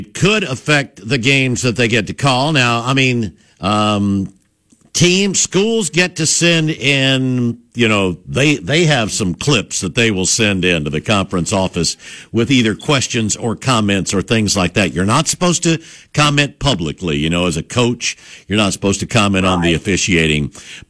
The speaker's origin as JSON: {"language": "English", "town": "New Orleans", "region": "Louisiana", "country": "United States", "tie": "born or raised there", "said": "that from growing up in New Orleans"}